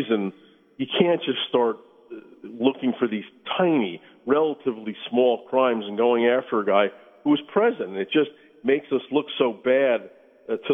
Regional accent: United States; as an American

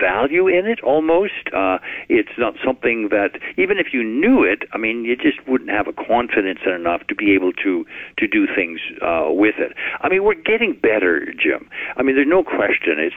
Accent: Canada

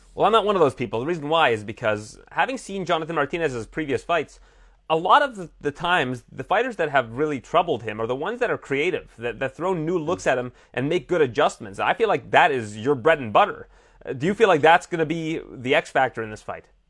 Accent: Canada; I'm Canadian

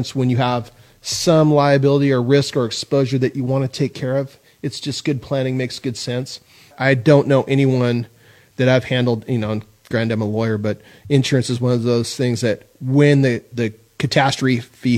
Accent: San Luis Obispo, California, United States; I grew up in San Luis Obispo

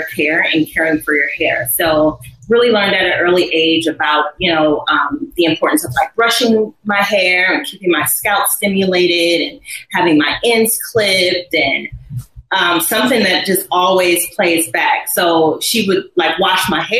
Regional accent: Cleveland Heights, Ohio, United States; moved away; also born or lived in Atlanta; I was born in Cleveland, Ohio. Cleveland Heights is where I grew up.

